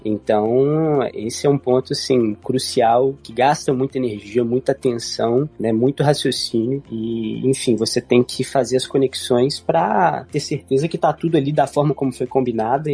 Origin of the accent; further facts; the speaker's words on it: Brazil; nós não nativos de língua inglesa, né, como nós brasileiros